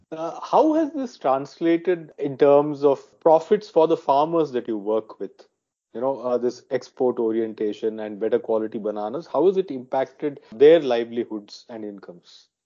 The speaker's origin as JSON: {"language": "English", "area": "near Trichy", "region": "Tamil Nadu", "country": "India", "said": "I come from the south. I come from Tamil Nadu, near Trichy"}